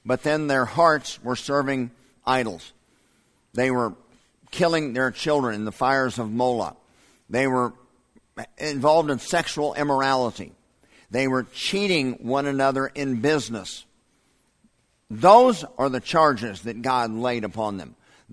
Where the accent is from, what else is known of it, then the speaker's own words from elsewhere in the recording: United States; American Christians living in 2021